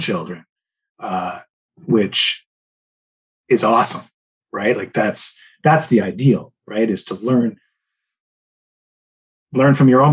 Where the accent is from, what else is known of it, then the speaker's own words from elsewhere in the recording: Port Hope, Ontario, Canada; I spent a lot of my adolescence growing up in Port Hope, which is a small town about an hour east of Toronto